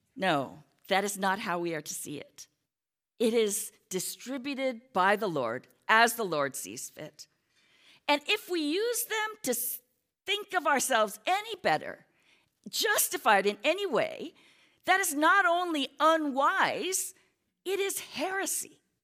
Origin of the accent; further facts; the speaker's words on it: United States; we're American, many of us are Americans